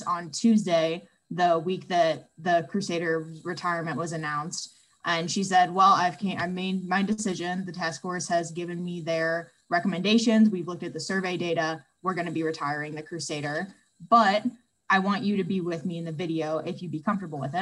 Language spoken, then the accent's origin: English; Michigan City, Indiana, United States; I'm from Michigan City, Indiana